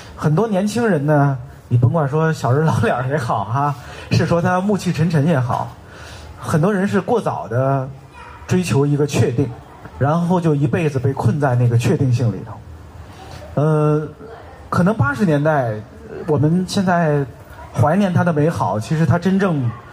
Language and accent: Chinese; Tianjin, China; 我是天津人嘛